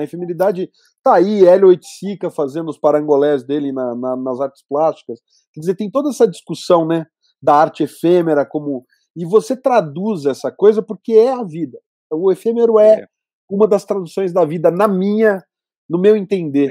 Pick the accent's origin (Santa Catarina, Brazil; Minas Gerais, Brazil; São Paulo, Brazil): São Paulo, Brazil; Campinas; moved away as an adult; Eu morava em São Paulo na época, e eu sou de Campinas